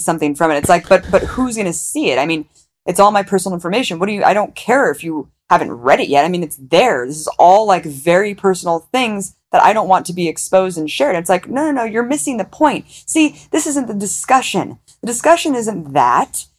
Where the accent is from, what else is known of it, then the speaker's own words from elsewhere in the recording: United States; Because I'm American, I grew up in America